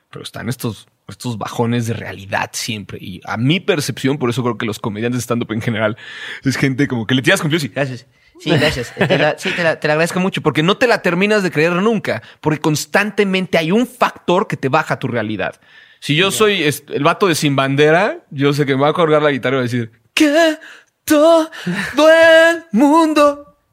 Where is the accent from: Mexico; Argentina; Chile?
Mexico; creciendo en México apenas y no teniendo un espacio de mayor difusión